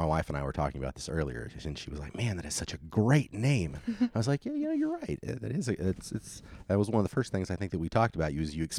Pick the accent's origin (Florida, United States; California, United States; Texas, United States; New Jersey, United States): Florida, United States; Gainesville; now in Alabama, United States; I'm from Gainesville originally.